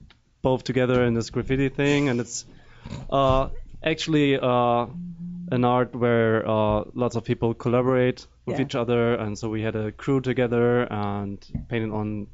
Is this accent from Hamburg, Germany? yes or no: yes; Hamburg, Germany; moved away as an adult; now in Berlin, Germany; We're actually from Hamburg. That's in northern Germany.